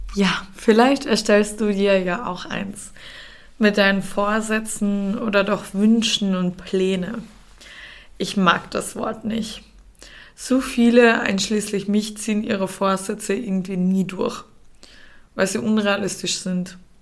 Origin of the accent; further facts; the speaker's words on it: Austria; now in Germany; Der Umzug in meine Heimat Österreich